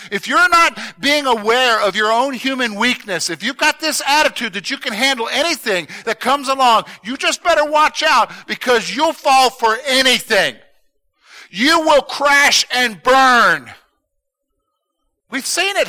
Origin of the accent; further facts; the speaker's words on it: United States; That's part of being an American